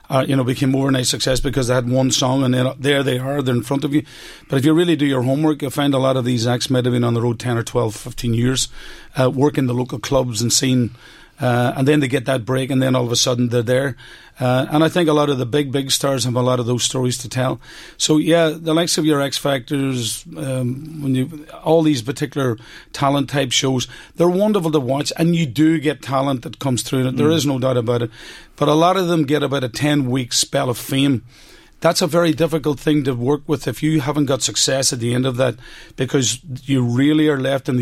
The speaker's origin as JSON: {"language": "English", "town": "Omagh", "region": "Northern Ireland", "country": "United Kingdom", "tie": "born or raised there", "said": "my hometown of Omagh"}